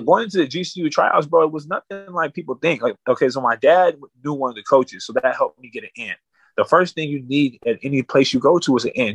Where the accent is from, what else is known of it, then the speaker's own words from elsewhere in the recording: Winslow, Arizona, United States; from my hometown at that time, nobody was playing at no high level like that. So I got a chance to really make a, a name for Winslow, Arizona